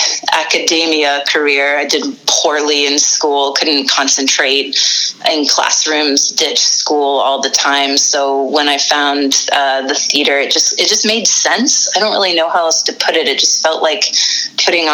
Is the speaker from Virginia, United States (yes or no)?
yes; Northern Virginia, United States; moved away; I grew up in Northern Virginia, about 30 minutes outside of Washington, D.C.